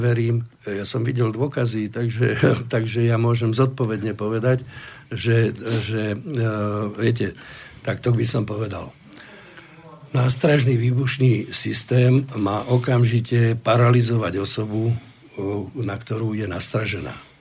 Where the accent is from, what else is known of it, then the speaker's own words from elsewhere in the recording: Slovakia; sme zo Slovenska